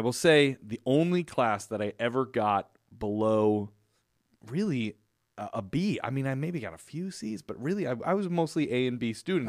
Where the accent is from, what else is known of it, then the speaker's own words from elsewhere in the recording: Chicago, Illinois, United States; I grew up in Chicago